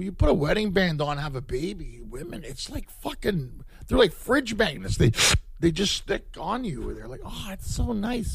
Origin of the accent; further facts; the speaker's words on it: Ottawa, Ontario, Canada; moved away as an adult; also born or lived in Montreal / Toronto / London / Los Angeles; now in United States; I was born in Montreal and I grew up in Ottawa. So I grew up in Ottawa. I lived in Toronto, lived in London, lived in Los Angeles.